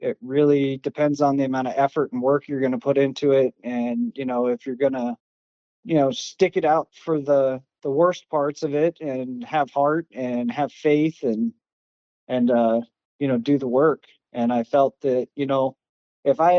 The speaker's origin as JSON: {"language": "English", "region": "Alaska", "country": "United States", "tie": "born or raised there", "also_born_or_lived": "Florida / South Carolina", "moved": "as an adult", "lives_now": "Columbia, South Carolina, United States", "said": "Originally from Alaska, born and raised"}